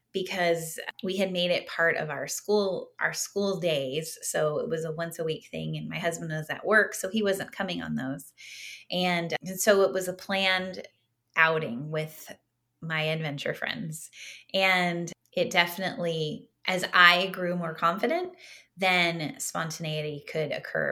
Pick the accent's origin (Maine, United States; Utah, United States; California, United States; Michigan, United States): California, United States; Southern; I grew up in Southern California